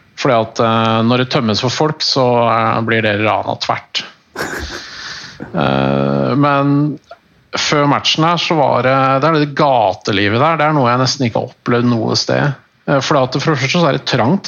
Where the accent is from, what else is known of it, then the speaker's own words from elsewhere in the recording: Norway; jeg er norsk